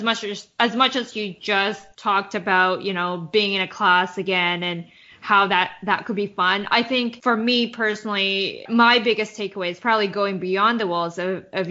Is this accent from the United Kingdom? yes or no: no; Winnipeg, Manitoba, Canada; moved away as an adult; now in New York, United States; I'm from Winnipeg, went to undergrad and started my career there before moving to New York